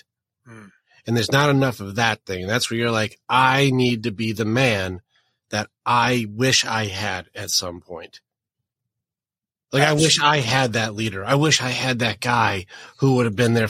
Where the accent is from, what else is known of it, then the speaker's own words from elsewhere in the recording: Detroit, Michigan, United States; I grew up in Detroit.